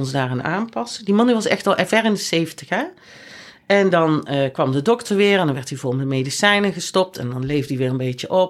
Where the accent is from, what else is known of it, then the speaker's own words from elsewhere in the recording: Netherlands; wij komen in het centrum van Leon met z'n drieën, toevallig drie Nederlanders bij stoplicht